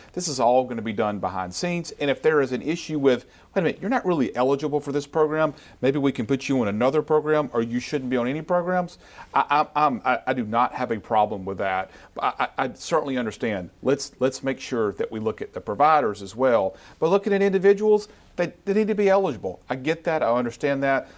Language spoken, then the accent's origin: English; Yazoo City, Mississippi, United States; as I was a little boy growing up in Yazoo City